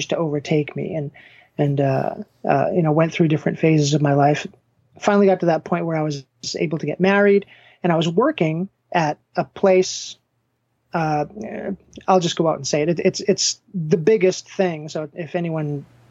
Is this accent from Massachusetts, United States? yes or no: yes; Danvers, Massachusetts, United States; born or raised there